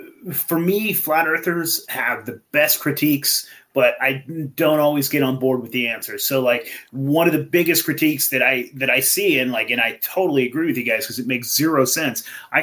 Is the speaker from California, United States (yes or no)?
yes; Eureka, California, United States; also born or lived in Lompoc, California; I grew up in Eureka